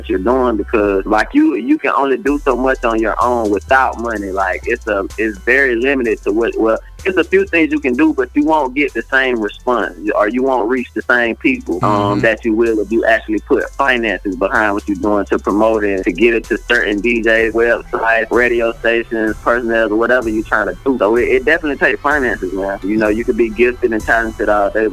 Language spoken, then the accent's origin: English; South Georgia, United States; back home and in South Georgia